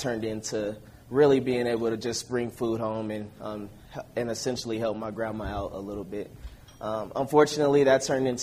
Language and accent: English; Denver, Colorado, United States; I'm from Denver, Colorado.